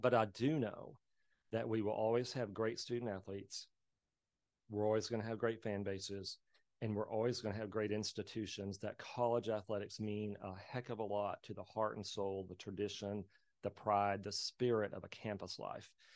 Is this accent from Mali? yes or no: no; Plains, Texas, United States; I'm from Plains, Texas, a small traditional cotton, cattle, oil, ranching, uh, community out in West Texas